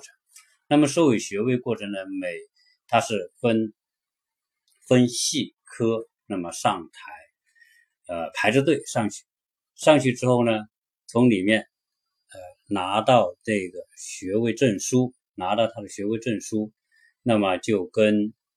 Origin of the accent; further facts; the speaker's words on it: China; now in United States; 我们中国人